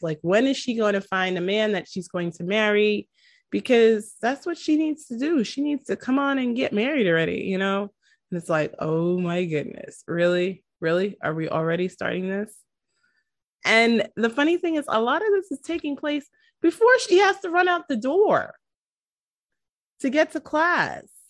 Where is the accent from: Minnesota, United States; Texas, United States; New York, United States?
New York, United States; New York City; I am from New York City.